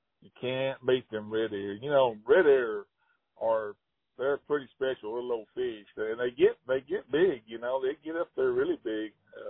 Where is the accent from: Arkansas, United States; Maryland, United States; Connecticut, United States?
Arkansas, United States; Hot Springs; And I grew up in Hot Springs, and, gosh, you know, I can remember my dad picking me up, you know, at schoolyard and in grade school and going straight to the lake and fishing till dark